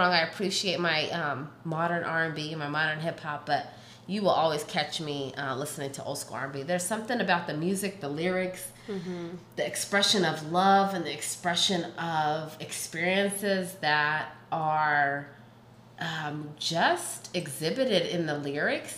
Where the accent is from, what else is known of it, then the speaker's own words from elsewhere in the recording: Washington, United States; also born or lived in the South, United States / Africa (ancestry); I was born in the South, so I feel like I definitely have. You know, some connection there, but like being raised in Washington State